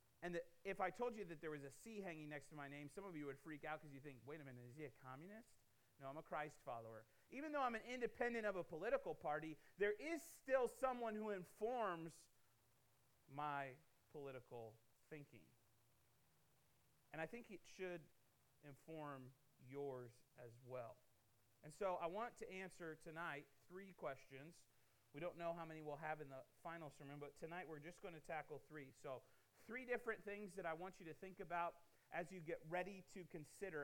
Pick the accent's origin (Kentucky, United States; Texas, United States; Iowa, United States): Iowa, United States; Davenport; moved away as an adult; now in Missouri, United States; I was born and raised in Davenport, Iowa.